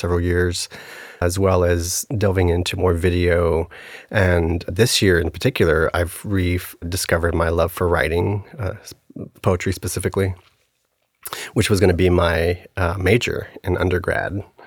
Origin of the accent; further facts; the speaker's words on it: El Paso, Texas, United States; moved away as an adult; I grew up in El Paso and lived there up until I went away to undergrad